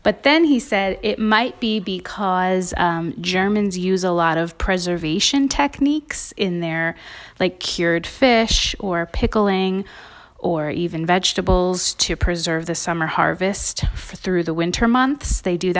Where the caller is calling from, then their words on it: Denver, Colorado, United States; I'm calling from Denver, Colorado.